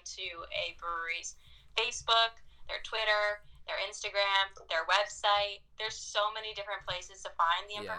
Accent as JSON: {"language": "English", "region": "New Jersey", "country": "United States", "moved": "as an adult", "lives_now": "Connecticut, United States", "said": "I'm from Jersey."}